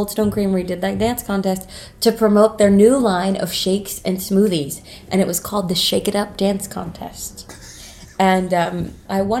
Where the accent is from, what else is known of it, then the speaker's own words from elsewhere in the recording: North Carolina, United States; moved away as an adult; I'm from North Carolina, and I went to school for a very short time at Western